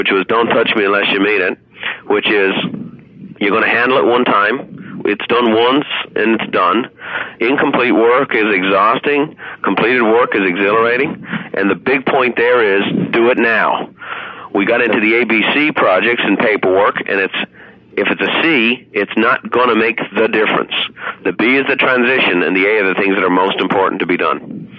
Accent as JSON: {"language": "English", "country": "Ireland", "tie": "born or raised there", "said": "I had a friend, that Donald Sheeran was my best friend growing up in Ireland"}